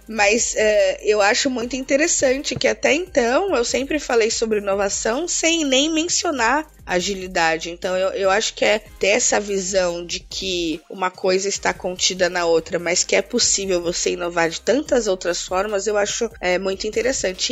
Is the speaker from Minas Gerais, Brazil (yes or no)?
no; Santos, São Paulo, Brazil; moved away as an adult; also born or lived in Chapada Diamantina, Bahia; now in São Paulo, Brazil; Eu nasci na né, Chapada Diamantina, na Bahia, num lugarzinho muito, muito, muito, muito pequenininho, mas eu, eu vim pro estado de São Paulo muito cedo por conta da separação dos meus pais. Morei a vida toda em Santos